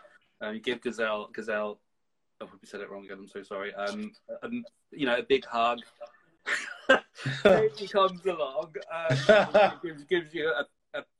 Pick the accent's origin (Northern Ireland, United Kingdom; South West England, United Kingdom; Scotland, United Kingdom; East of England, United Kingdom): East of England, United Kingdom; Bedfordshire; moved away as an adult; now in Liverpool, United Kingdom; I come from Bedfordshire